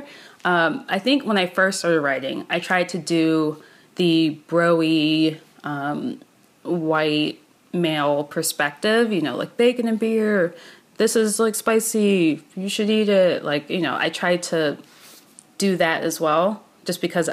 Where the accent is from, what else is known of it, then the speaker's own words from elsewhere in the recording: Maryland, United States; I grew up in Maryland